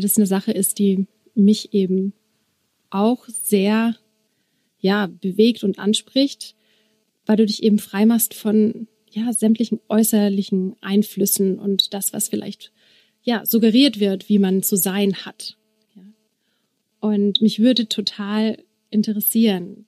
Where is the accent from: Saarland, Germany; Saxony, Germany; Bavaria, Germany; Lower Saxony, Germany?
Bavaria, Germany; Regensburg; ich komme aus Regensburg